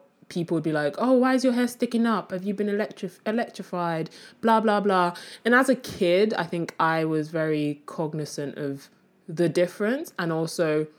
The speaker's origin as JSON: {"language": "English", "country": "Nigeria", "tie": "born there", "accent": "Nigerian", "moved": "yes", "said": "Yes, I was born in Nigeria, okay."}